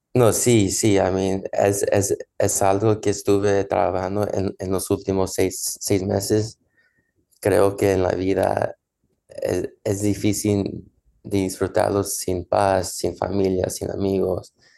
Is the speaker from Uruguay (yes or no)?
no; Los Angeles, California, United States; Spanish is a second language; Ya sé que soy nacido en Los Ángeles, en USA ya sé que mi e-, español no, no está al 100%, pero la verdad siento muy mexicano